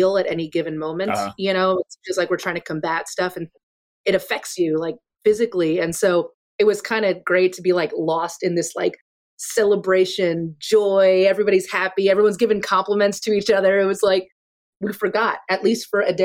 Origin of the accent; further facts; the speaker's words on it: Pennsylvania, United States; moved away; We're originally from Pennsylvania